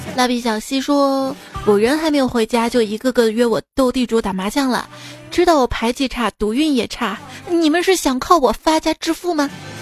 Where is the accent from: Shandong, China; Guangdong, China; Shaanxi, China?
Shaanxi, China; Xi'an; 我们西安嘛